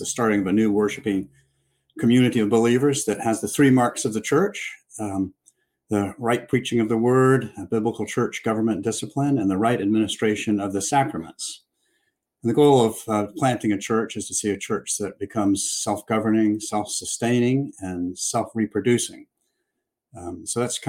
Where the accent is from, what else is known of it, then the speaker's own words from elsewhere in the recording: Jacksonville, Florida, United States; also born or lived in Fernandina Beach, Florida; I grew up in Jacksonville